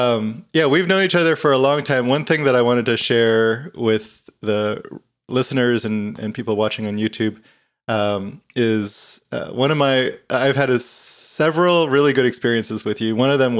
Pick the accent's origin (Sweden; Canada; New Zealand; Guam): Guam; You know, I grew up in Guam, the little island